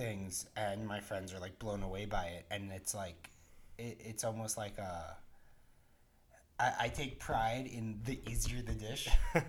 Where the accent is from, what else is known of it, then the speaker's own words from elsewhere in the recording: New York City, New York, United States; I'm from Forest Hills, Queens.